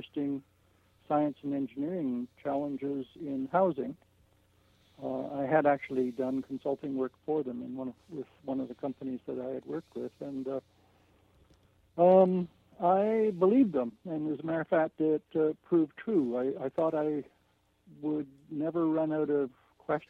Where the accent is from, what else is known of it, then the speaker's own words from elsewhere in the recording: Canada; we're the Canadian Americans